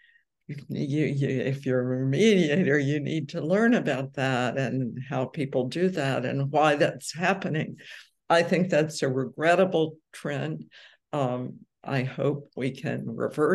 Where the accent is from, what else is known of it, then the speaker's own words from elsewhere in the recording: New York, United States; I'm from New York